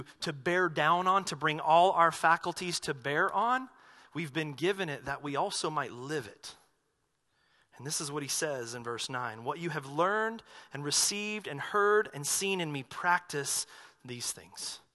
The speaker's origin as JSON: {"language": "English", "region": "North Carolina", "country": "United States", "tie": "born or raised there", "moved": "yes", "said": "I grew up in the Baptist church back in North Carolina"}